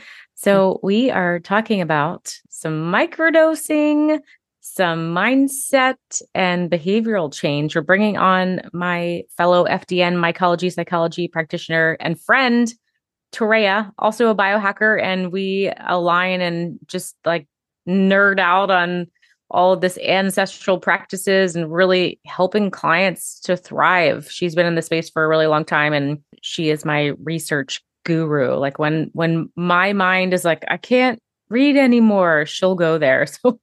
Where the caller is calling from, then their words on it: New York City, New York, United States; I'm tuning in from New York City today, joined by my sister across the country in Las Vegas.